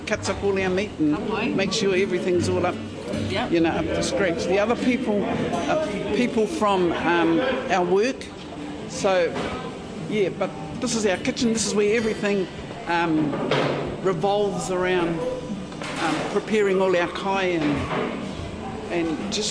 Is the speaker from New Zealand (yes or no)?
yes; Porirua, Wellington, New Zealand; I was born here in Porirua, raised in Porirua, never left Porirua, so been here for 68 years.